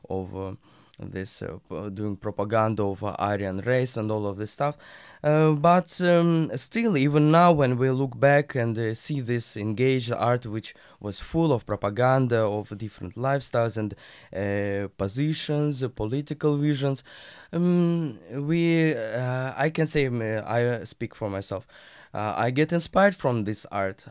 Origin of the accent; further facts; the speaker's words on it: Russia; now in Turkey; I'm from Russia